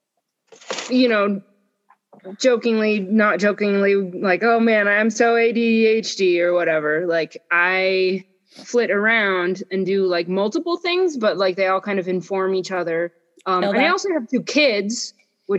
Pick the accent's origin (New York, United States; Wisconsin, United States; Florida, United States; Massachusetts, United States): New York, United States; Buffalo; moved away as an adult; now in New Mexico, United States; So I grew up in Buffalo, New York, and I spent some time traveling, and I now live in New Mexico